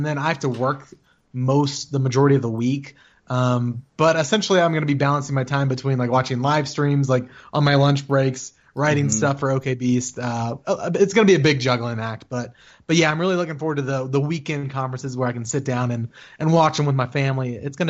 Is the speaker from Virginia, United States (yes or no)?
yes; Virginia, United States; now in Colorado, United States; I live in Colorado, I'm from Virginia.